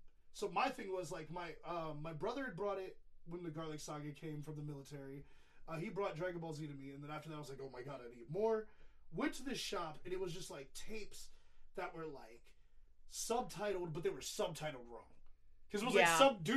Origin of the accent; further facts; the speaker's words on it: New Orleans, Louisiana, United States; moved away; also born or lived in Texas; I was born and raised in New Orleans before Katrina happened, moved to Texas.